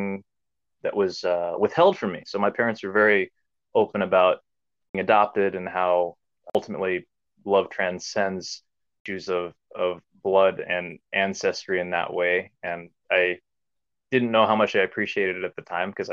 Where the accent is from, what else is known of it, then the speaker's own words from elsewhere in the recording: Omaha, Nebraska, United States; also born or lived in South Korea; I was adopted from South Korea to North Omaha, Nebraska. And my parents still live there to this day. And the community that I grew up within was predominantly Black